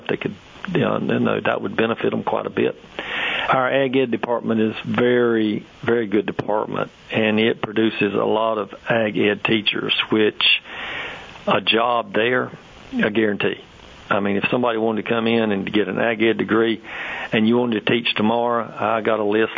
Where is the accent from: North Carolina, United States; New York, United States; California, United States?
North Carolina, United States; Sampson County; also born or lived in Brevard, North Carolina; I was from Sampson County, so I moved back home at that time